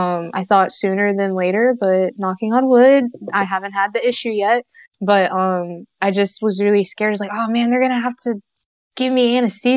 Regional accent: Locust Grove, Georgia, United States; also born or lived in Decatur, Georgia; I'm from Locust Grove.

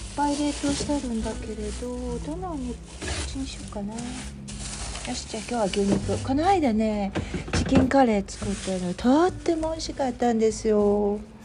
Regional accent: Japan; moved away; 日本に帰る

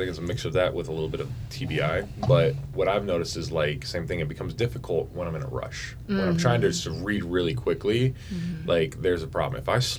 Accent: Germany; now in Fairbanks, United States; I grew up in Germany.

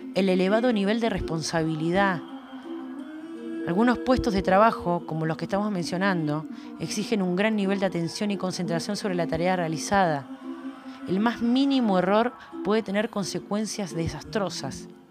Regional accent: Argentina

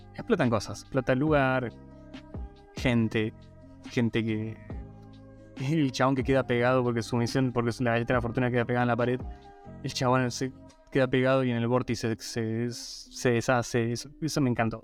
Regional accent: Guaymallén, Mendoza, Argentina; cuando me preguntan de dónde soy, digo de Mendoza y de qué parte, digo, sí, soy de Guaymallén

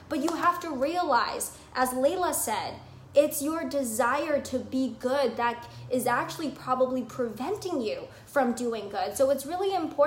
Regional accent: Vancouver, British Columbia, Canada; I grew up in Vancouver, Canada, British Columbia

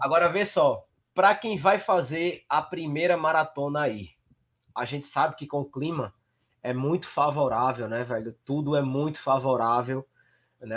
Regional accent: Northeast Region, Brazil; eu sou do Nordeste

